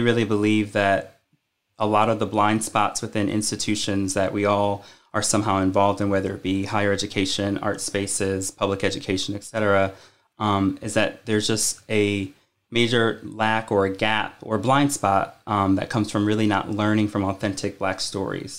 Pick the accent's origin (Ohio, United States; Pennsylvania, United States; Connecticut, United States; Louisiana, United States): Connecticut, United States; moved away as an adult; now in Richmond, United States; I'm originally from Connecticut